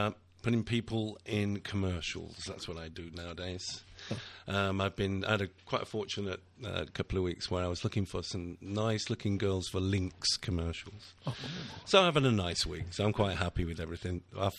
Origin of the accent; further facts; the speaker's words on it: Manchester, North West England, United Kingdom; we are from Manchester, that is, you know, and we're not from Essex.